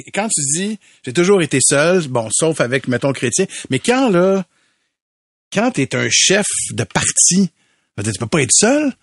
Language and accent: French; Montreal, Quebec, Canada; on a grandi à Montréal-Nord